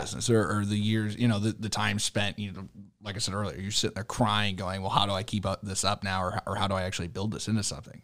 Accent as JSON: {"language": "English", "town": "St. Louis", "region": "Missouri", "country": "United States", "tie": "born or raised there", "said": "I grew up in Saint Louis"}